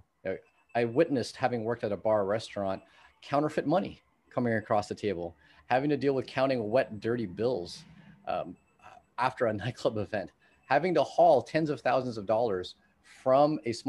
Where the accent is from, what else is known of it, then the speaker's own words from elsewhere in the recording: California, United States; And given that I grew up in the Bay Area, you know, worked in Silicon Valley, used to work for NVIDIA.